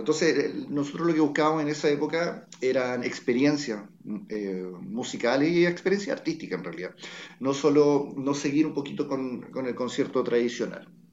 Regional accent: Chile

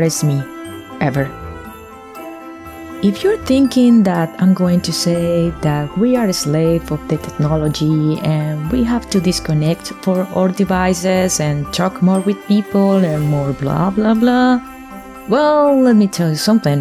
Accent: Colombia; moved away; I'm coming from Latin America, more exactly, I'm Colombian

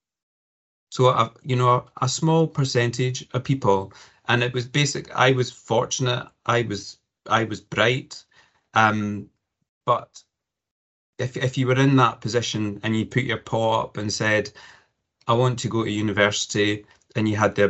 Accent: Cumbernauld, Scotland, United Kingdom; So I was born and educated in Cumbernauld, not far from Glasgow.

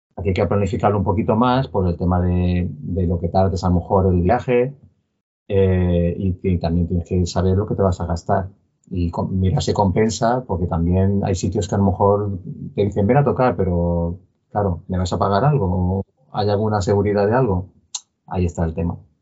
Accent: Palma, Balearic Islands, Spain; somos de Palma de Mallorca

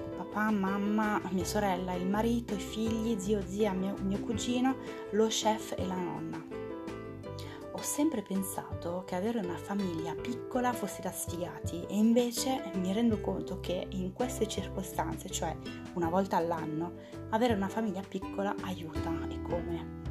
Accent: France; now in Italy; sono francese

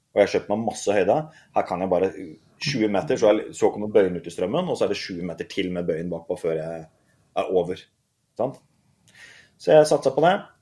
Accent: Mjømna, Vestland, Norway; jeg begynte på den øyen Mjømna ute i havgapet

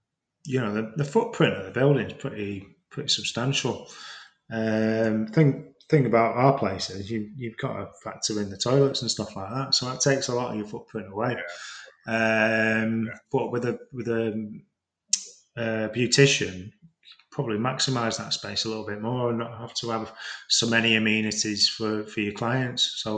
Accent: Preston, North West England, United Kingdom; moved away; No, I'm from, I don't know if my accent sort of tells a lie. I'm originally from Preston, so if you put me in a room full of Prestonians, I'd soon be saying Luke in the Coot Book and all this sort of thing.

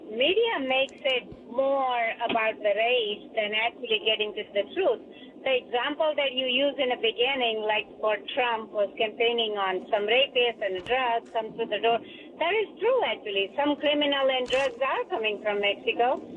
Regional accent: India; now in United States; I'm immigrant myself. I came from India.

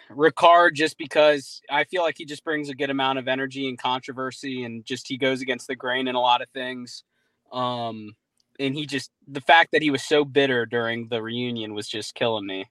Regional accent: Jacksonville, Florida, United States; I'm from Jacksonville

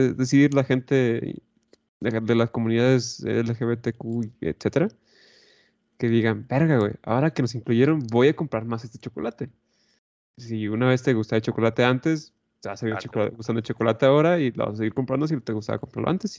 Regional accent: Mexico

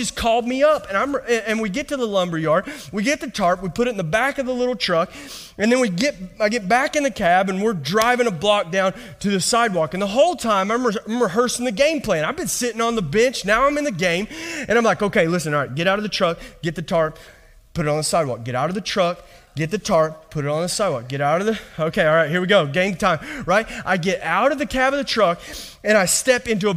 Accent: Kentucky, United States; moved away; just from my accent, I'm not from around here. All right. I was raised in Kentucky

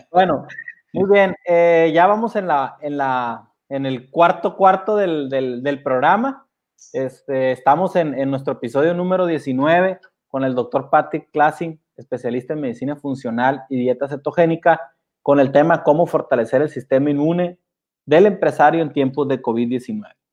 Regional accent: Mexico; algo que a mí me preocupa es que pues como mexicanos estamos más esperanzados a una vacuna que empezar a, cuidarnos, pues, ¿no?

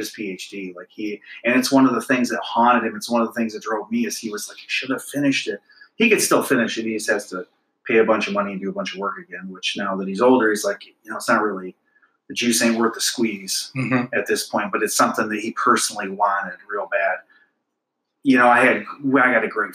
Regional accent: Clio, Michigan, United States; I grew up in Clio

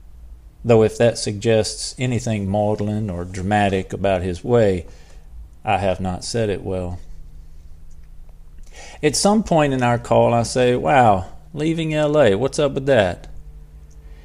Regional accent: Mississippi, United States; moved away as an adult; now in Glendale, United States; I'm from Mississippi

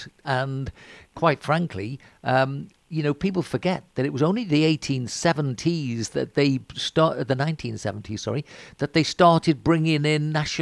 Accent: Liverpool, North West England, United Kingdom; I'm from Liverpool

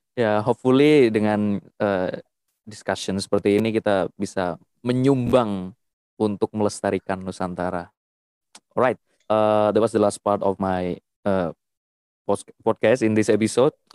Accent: Java, Indonesia; saya dari Jawa

